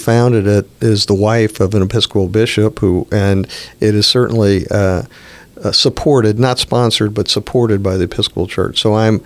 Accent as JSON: {"language": "English", "town": "New Orleans", "region": "Louisiana", "country": "United States", "tie": "born or raised there", "also_born_or_lived": "Houston / Nashville / Cleveland / Chicago", "moved": "as an adult", "said": "both of my kids were born in New Orleans, and they both went to my old high school"}